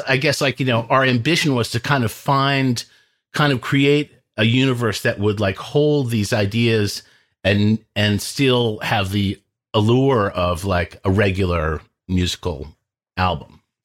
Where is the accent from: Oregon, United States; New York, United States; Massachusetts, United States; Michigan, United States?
Massachusetts, United States; Lincoln; I am from Lincoln, Massachusetts